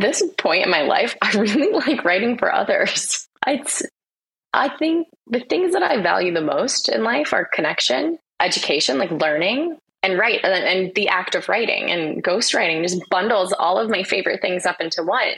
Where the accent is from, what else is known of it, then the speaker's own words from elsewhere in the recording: United States; moved away as an adult; now in Australia; I'm American.